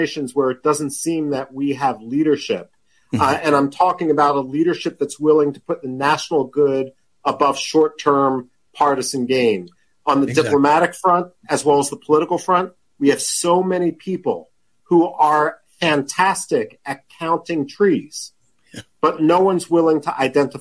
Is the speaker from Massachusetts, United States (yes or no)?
no; Philadelphia, Pennsylvania, United States; moved away; I'm from Philadelphia originally.